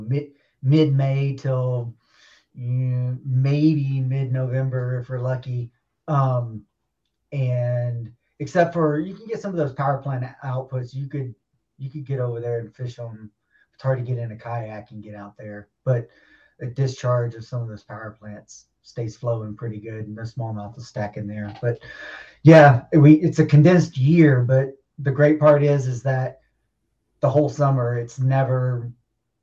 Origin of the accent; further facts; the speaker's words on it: the South, United States; also born or lived in Louisiana / Texas; now in Minnesota, United States; I grew up in the South, you know, Louisiana, Texas, and I moved up to Minnesota